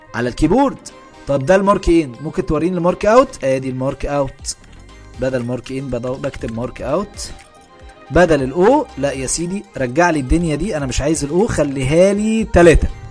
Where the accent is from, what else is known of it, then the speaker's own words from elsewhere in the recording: Egypt; احنا كعرب وبالاخص كمصريين